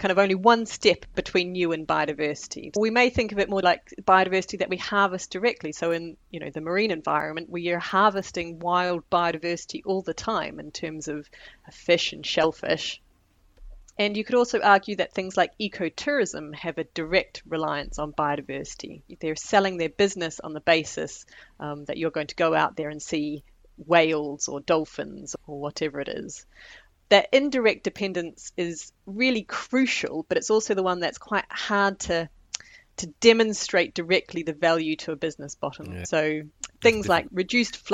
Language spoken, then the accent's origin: English; New Zealand; moved away as an adult; now in United Kingdom; I'm from New Zealand originally, but I've lived in the UK now for nearly 20 years